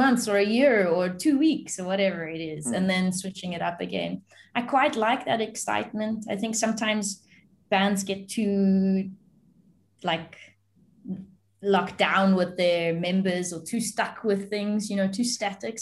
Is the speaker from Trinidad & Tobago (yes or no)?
no; South Africa; I'm South African and I'm born here